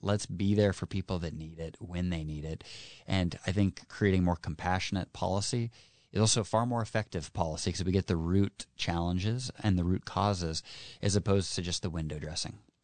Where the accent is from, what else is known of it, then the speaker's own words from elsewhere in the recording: Kitsap, Washington, United States; born and raised in Kitsap, a hardworking public service family